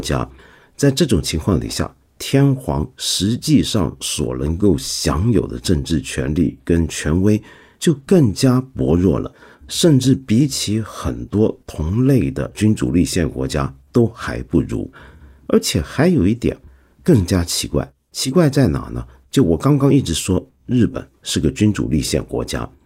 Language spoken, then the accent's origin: Chinese; China; 我们中国人